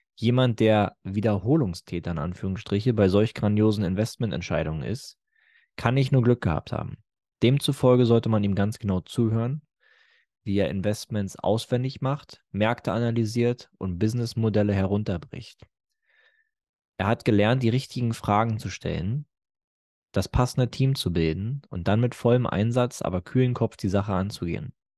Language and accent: German; Germany